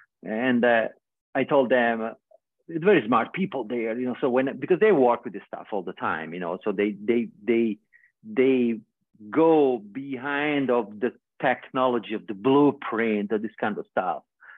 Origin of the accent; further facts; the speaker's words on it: Australia; I say, oh yeah, I'm never going to come back here. I'm from Australia.